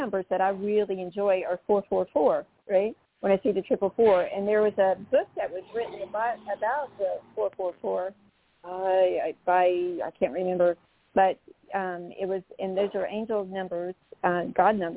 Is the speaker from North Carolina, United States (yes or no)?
yes; North Carolina, United States; I come from North Carolina